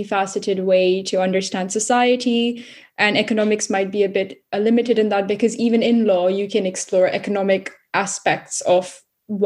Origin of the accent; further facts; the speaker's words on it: Singapore; moved away as an adult; also born or lived in India; now in London, United Kingdom; I'm Indian Singaporean, born in India, grew up mostly in Singapore.